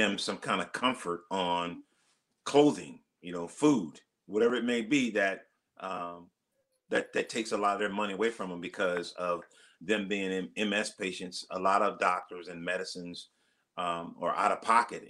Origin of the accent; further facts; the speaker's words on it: Los Angeles, California, United States; moved away as an adult; also born or lived in Arizona; now in Cincinnati, United States; Born and raised in South Central Los Angeles